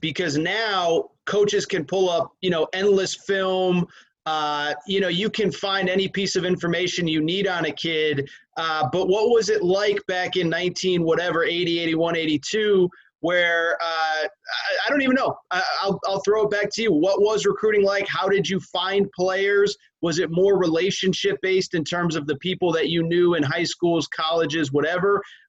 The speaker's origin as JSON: {"language": "English", "region": "Connecticut", "country": "United States", "tie": "born or raised there", "said": "I grew up in Connecticut, and it rains all the time in the summer"}